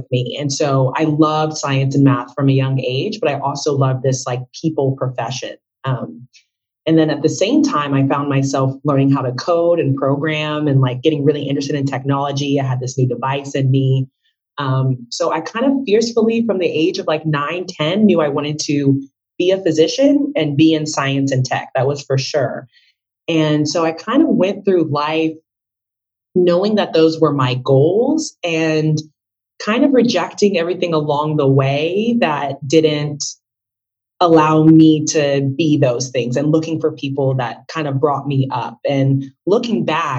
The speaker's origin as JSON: {"language": "English", "region": "Texas", "country": "United States", "tie": "born or raised there", "said": "I was born in Texas to Marie Kambu and Innocent Olenge, my parents. They're from West Africa."}